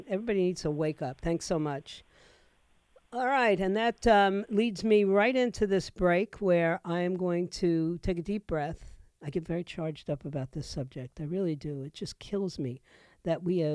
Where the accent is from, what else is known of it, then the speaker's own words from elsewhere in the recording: New York City, New York, United States; now in Florida, United States; I'm a former New Yorker. I was born and raised in New York City. And I grew up in a time where the public school education was superb